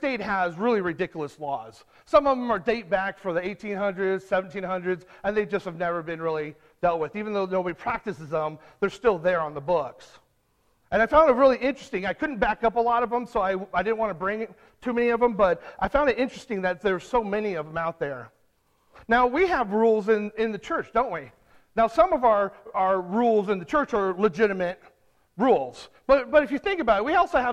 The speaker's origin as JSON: {"language": "English", "region": "California", "country": "United States", "said": "I'm from California"}